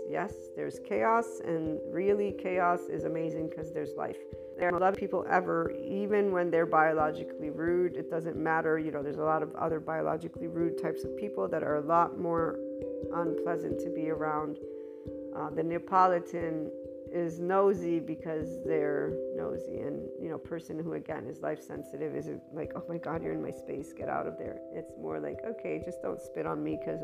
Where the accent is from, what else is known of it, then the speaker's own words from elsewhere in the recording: United States; also born or lived in Italy; I'm an American Italian, and I am American of, you know, birth